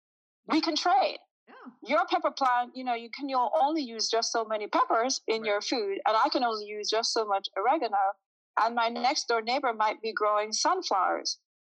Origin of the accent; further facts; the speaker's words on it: Jamaica; is I'm originally from Jamaica. I'm used to, when I grew up, someone could be walking down the street